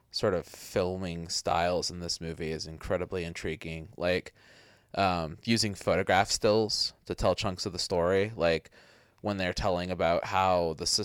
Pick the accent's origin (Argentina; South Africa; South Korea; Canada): Canada; Halifax, Nova Scotia; There was this video store in my hometown that was like this really it was in Halifax